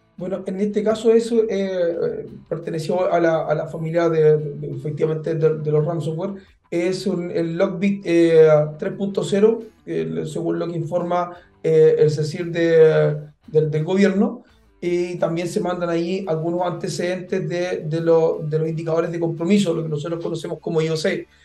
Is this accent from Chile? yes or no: yes; Chile; en Chile nosotros